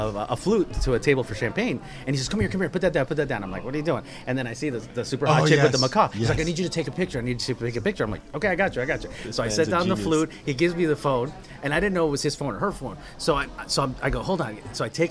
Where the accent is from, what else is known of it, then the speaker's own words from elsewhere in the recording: Colombia; I'm from Colombia too